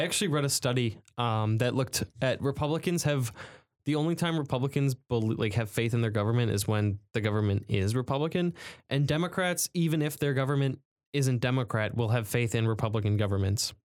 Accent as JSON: {"language": "English", "country": "United States", "said": "I'm patriotic, I'm American."}